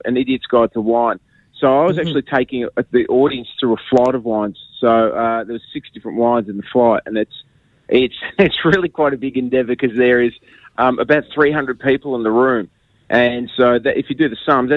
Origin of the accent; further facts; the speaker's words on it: Melbourne, Victoria, Australia; now in Sydney, Australia; I'm originally from Melbourne, but I live in Sydney.